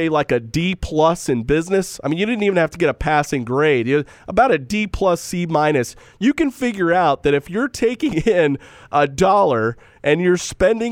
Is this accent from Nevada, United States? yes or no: no; Southern California, United States; I grew up in Southern California